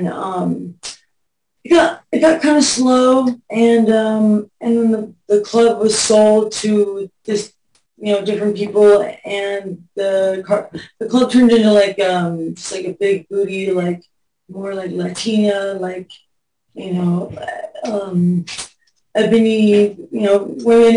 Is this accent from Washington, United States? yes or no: no; Pasadena, California, United States; also born or lived in Hollywood; I grew up in Pasadena and moved to Hollywood